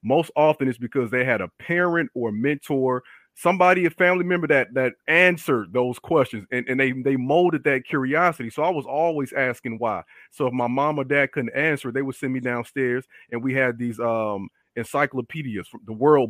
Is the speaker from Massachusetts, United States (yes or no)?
no; Chicago, Illinois, United States; I grew up on the South Side, born in the late 80s and the 90s